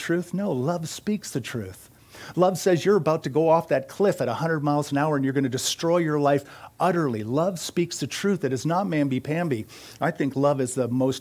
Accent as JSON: {"language": "English", "country": "United States", "said": "I am an American"}